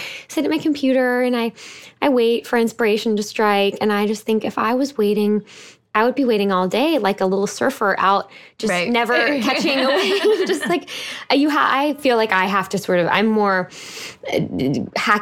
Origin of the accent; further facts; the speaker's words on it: Houston, Texas, United States; I live in my hometown of Houston, Texas